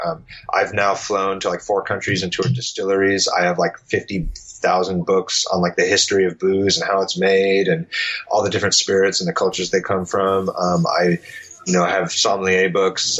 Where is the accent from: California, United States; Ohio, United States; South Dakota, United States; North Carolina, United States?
California, United States; San Diego; moved away as an adult; now in Los Angeles, United States; I grew up in San Diego in the punk scene in the early 2000s